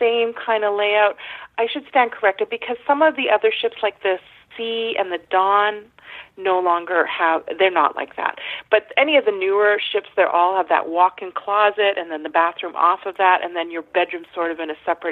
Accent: Canada; As a Canadian

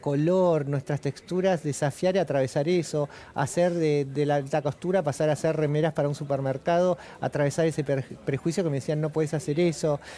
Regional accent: Argentina; Somos latinos, somos argentinos

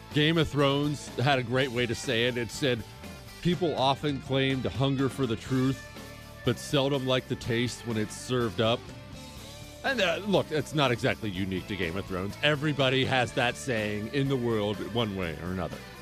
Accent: Bozeman, Montana, United States; now in Houston, United States; I grew up in Bozeman, Montana

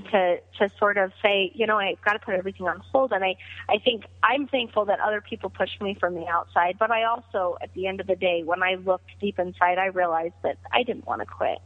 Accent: Greeley, Colorado, United States; serving at a small pizza restaurant called Roma's in Greeley, my hometown

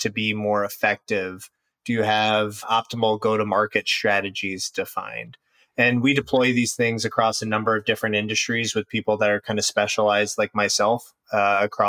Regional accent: Cincinnati, Ohio, United States; moved away as an adult; also born or lived in Indiana / Chicago, Illinois; now in Deerfield, United States; Originally raised in the Midwest and Cincinnati area, and then have been in Chicago for quite some time now

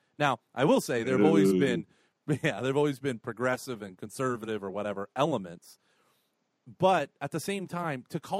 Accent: United States; I'm an American conservative

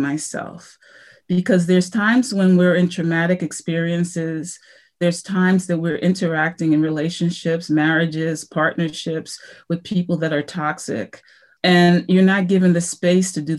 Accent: United States; I was from the United States of America

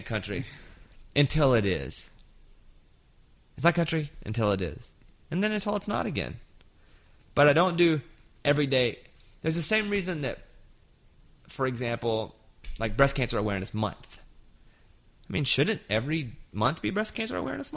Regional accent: Arkansas, United States; I grew up in Arkansas

